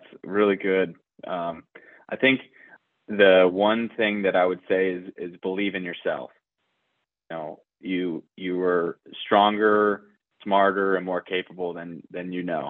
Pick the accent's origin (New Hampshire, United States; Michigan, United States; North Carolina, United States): Michigan, United States; Detroit; So I grew up in Metro Detroit in Michigan, in the Midwest, and pretty much spent the first 22 years of my life in the greater Detroit area, both, you know, same house.